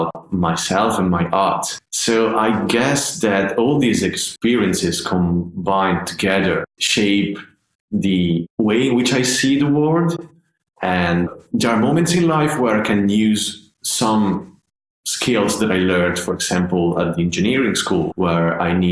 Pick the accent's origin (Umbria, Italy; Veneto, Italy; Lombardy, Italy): Veneto, Italy; Padua; moved away as an adult; now in United Kingdom; when I first started my conservatory studies in my hometown, which is a city called Padova. It's not far from Venice